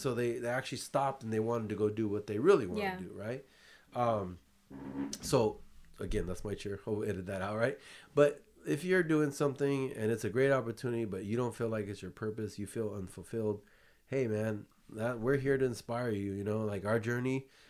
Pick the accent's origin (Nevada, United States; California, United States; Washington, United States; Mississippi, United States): California, United States; I grew up in California, Bay Area, lived too. In Southern California.